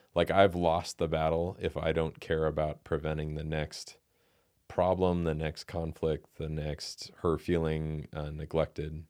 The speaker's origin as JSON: {"language": "English", "country": "United States", "said": "as American men"}